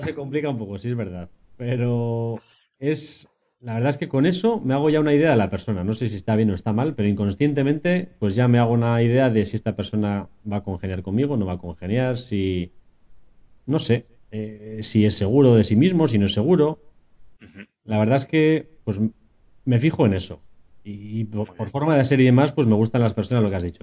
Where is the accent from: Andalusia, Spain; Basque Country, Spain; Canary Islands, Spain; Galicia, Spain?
Basque Country, Spain; Vitoria-Gasteiz; now in San Sebastián, Spain; también soy de Vitoria, pero hace tiempo que me escapé a San Sebastián